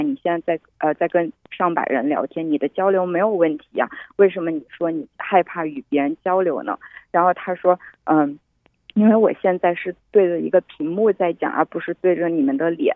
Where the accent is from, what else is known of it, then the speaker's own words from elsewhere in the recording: Wuhan, Hubei, China; 在我的家乡武汉